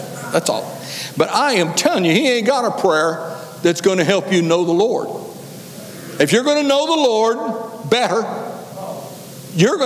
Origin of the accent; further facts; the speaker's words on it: Kansas, United States; moved away; I was raised up here in Kansas